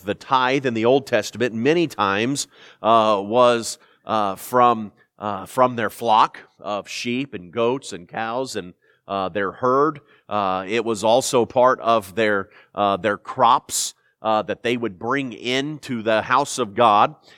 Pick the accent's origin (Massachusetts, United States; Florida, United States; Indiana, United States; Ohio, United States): Indiana, United States; Indianapolis; moved away; I'm from Indianapolis